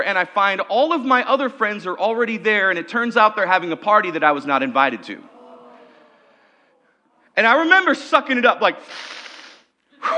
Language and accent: English; Okanogan, Washington, United States; When I was about 13 years old, I was growing up in Okanagan, Washington